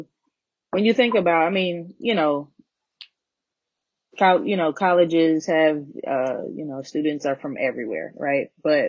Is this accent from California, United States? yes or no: no; Detroit, Michigan, United States; moved away as an adult; I'm from Detroit, 1,000 miles away.